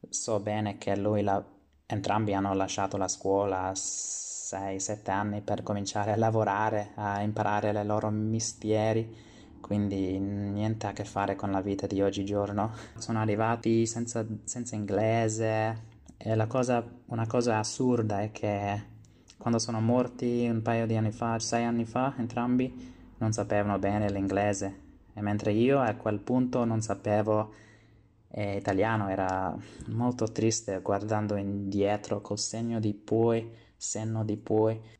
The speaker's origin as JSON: {"language": "Italian", "country": "Australia", "second_language": "Italian", "said": "sono, ho 25 anni e sono australiano però d'origine italiana, come già sapete."}